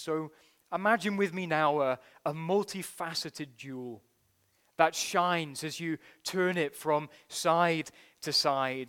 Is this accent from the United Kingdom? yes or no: yes; United Kingdom; as a Brit